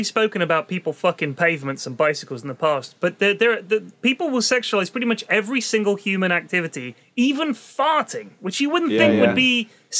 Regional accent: London, United Kingdom; also born or lived in Bournemouth; We're from London

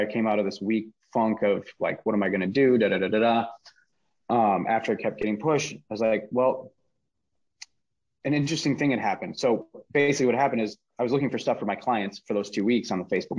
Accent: Minneapolis, Minnesota, United States; Minneapolis, where I am from Minnesota

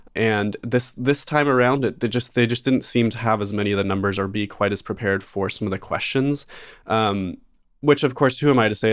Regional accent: Idaho, United States; growing up in Idaho, a lot of, a lot of people get a job when they're sixteen and start paying taxes right away. I know I did

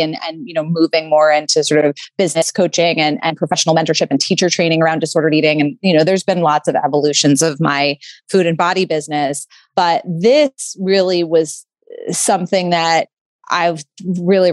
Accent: New York City, New York, United States; I grew up in New York City

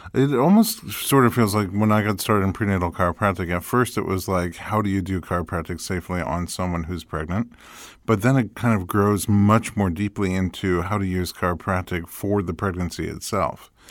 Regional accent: New York City, New York, United States; moved away; I grew up in New York City

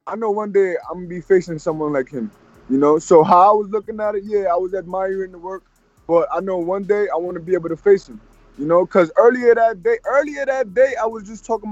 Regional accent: New York City, New York, United States; I'm from Harlem

